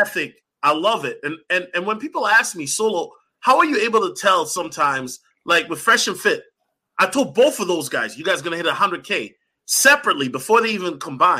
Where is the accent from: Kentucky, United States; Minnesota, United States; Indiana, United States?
Minnesota, United States; Minneapolis; I'm from Minneapolis